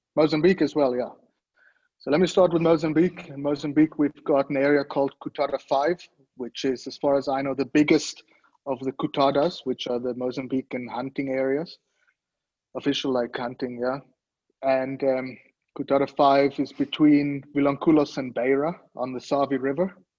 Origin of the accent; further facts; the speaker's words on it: Switzerland; moved away as an adult; now in South Africa; born and raised in Switzerland, but I came to South Africa from a very young age to a family game farm. I moved down here once I graduated school